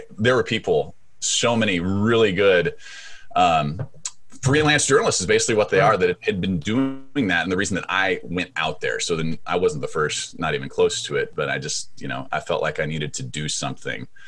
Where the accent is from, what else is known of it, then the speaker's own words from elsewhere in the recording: Seattle, Washington, United States; I grew up in Seattle